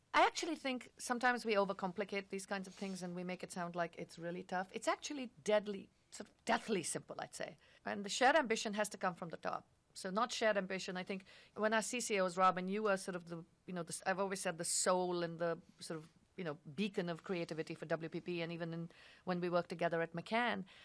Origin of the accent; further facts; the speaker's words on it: India; moved away; I grew up in India